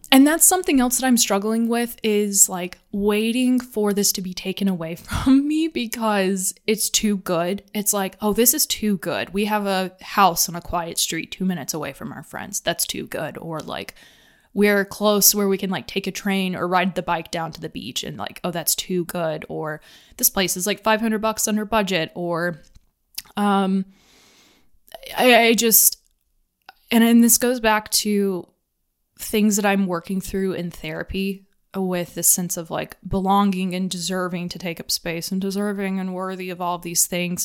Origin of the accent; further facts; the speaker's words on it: Atlanta, Georgia, United States; moved away; I grew up in Atlanta